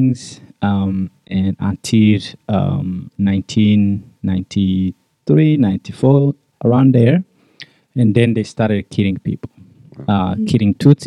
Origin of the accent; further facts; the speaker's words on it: Rwanda; I'm from Rwanda, born and raised in Rwanda.